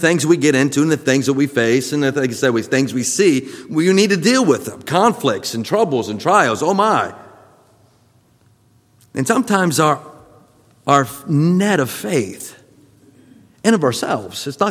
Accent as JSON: {"language": "English", "region": "Florida", "country": "United States", "tie": "born or raised there", "said": "growing up in Florida"}